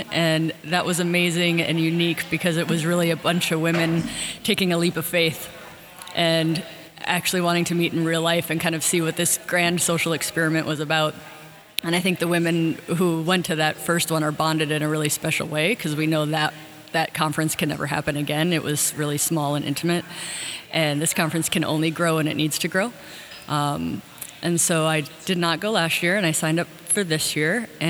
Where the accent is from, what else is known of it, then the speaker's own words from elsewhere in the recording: Washington, United States; I'm from Washington State.